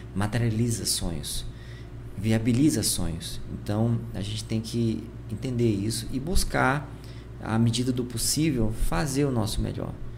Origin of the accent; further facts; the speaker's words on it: Porto Velho, Rondônia, Brazil; eu era de Porto Velho